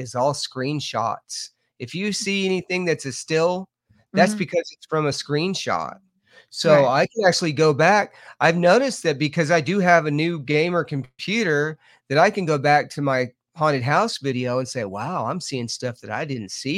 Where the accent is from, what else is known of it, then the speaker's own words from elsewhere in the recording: Lubbock, Texas, United States; now in Mineral Bluff, Georgia, United States; I'm originally from Lubbock, Texas